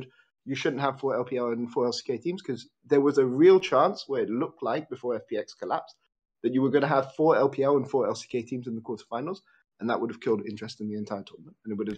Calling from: Netherlands; Hi, I'm calling from the Netherlands.

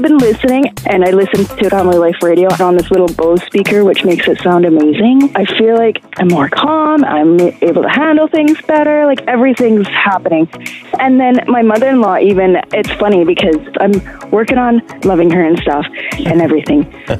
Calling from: Canada

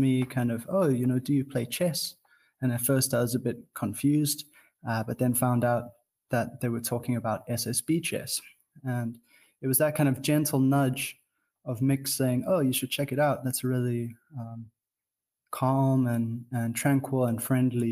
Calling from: Cape Town, Western Cape, South Africa; I am calling in from Cape Town

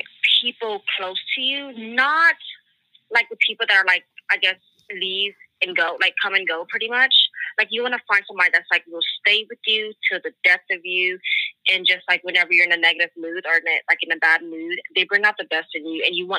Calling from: New Iberia, Louisiana, United States; I am calling from New Iberia, Louisiana, in the South.

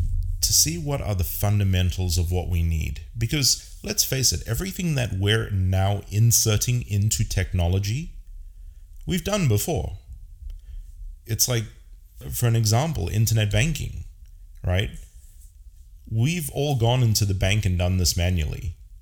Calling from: San Francisco, California, United States; I am casting from San Francisco, California.

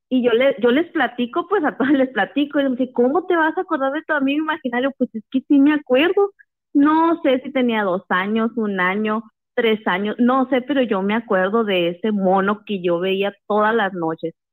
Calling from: Hermosillo, Sonora, Mexico; Sí, buenas noches. … de Hermosillo.

